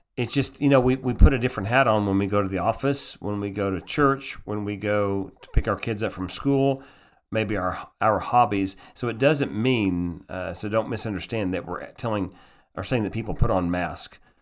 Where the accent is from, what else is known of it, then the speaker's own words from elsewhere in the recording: United States; also born or lived in Austria; I'm an American